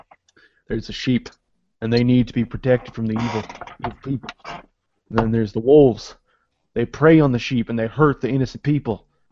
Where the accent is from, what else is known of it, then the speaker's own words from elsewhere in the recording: Canada; And as a Canadian liberal